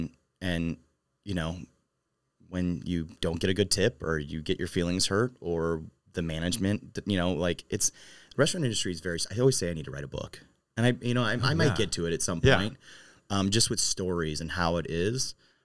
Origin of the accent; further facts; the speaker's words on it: Maryland Heights, Missouri, United States; moved away as an adult; also born or lived in St. Louis; now in St. Charles, United States; So I grew up in Maryland Heights